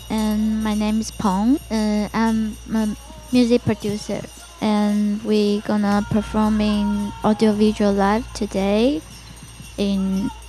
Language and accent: English; Taiwan; English is a second language; because we are from Taiwan, and Taiwan is so many temples around the neighborhood, and I was uh, grew up by the temple.